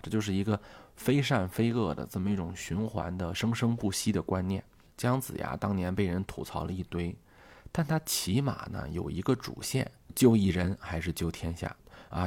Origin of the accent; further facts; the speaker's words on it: Shanxi, China; 我的家乡啊，山西